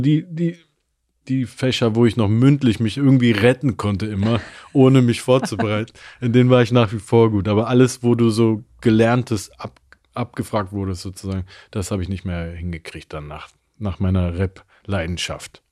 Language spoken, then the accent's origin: German; Germany; ich zähle mich definitiv als Deutscher